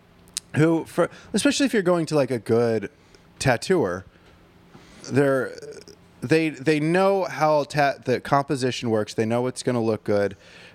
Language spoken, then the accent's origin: English; Chalfont, Pennsylvania, United States; Like, I grew up in Chalfont, Pennsylvania, but, you know, my dad's a Green Bay Packers fan